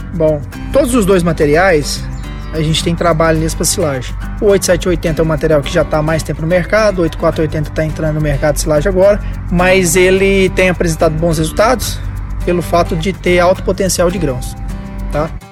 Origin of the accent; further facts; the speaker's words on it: Paraná, Brazil; now in Minas Gerais, Brazil; Eu sou paranaense, mas já tem um coração mineiro